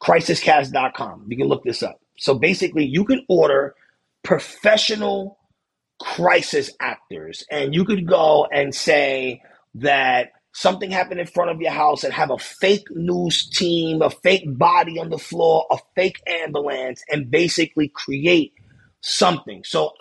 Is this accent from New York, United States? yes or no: yes; New York City, New York, United States; I was born in Beekman Hospital.